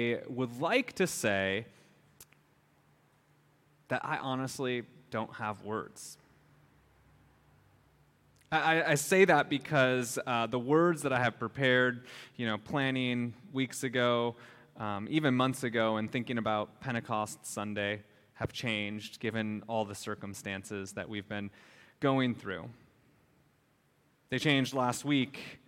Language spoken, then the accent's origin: English; Minnesota, United States; now in Hawaii, United States; I grew up in Minnesota and have many family members